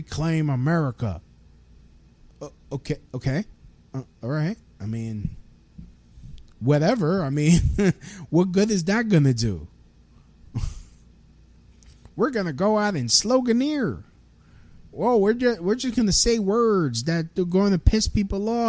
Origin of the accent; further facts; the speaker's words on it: United States; I'm an American citizen, born here